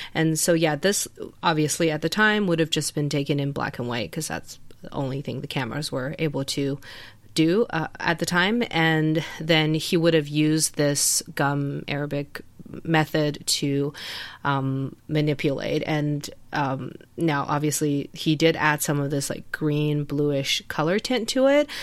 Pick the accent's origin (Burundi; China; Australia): China; moved away; we grew up in China